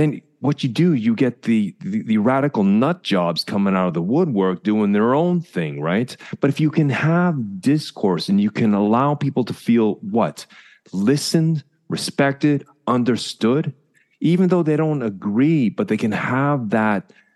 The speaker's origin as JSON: {"language": "English", "country": "Canada", "moved": "yes", "said": "As a Canadian"}